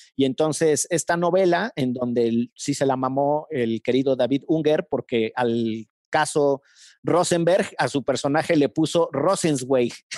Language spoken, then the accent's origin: Spanish; Mexico; como mexicanos